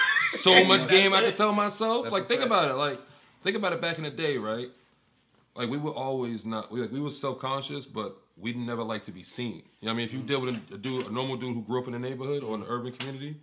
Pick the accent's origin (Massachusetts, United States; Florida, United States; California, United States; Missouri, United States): Massachusetts, United States; Boston; I went to EC growing up in Roxbury.